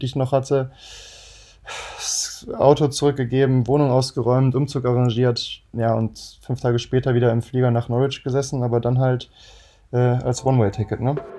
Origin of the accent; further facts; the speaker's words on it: Düsseldorf, North Rhine-Westphalia, Germany; wir sind halt aus Düsseldorf